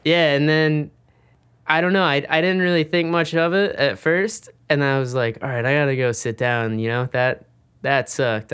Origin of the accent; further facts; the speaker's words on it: Mississippi, United States; moved away; also born or lived in San Diego; I'm originally from Mississippi, and I'd move out to San Diego